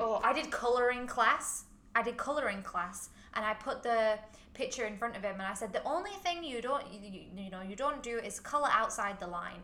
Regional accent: Huddersfield, Yorkshire and the Humber, United Kingdom; now in Hong Kong; I'm from Huddersfield, not that far away

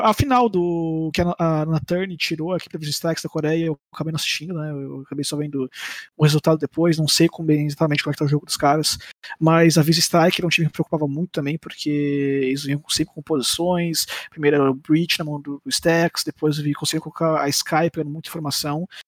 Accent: Brazil; eu sou brasileiro

